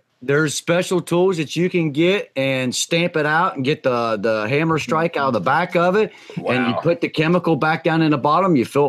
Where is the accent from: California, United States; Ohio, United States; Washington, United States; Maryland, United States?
Ohio, United States; Well, I'm from Ohio. We don't have beaches.